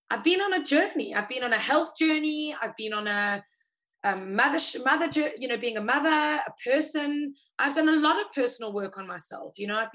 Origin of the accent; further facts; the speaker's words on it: South Africa; Like, come sit as a South African. It's like, come join, come sit, come enjoy.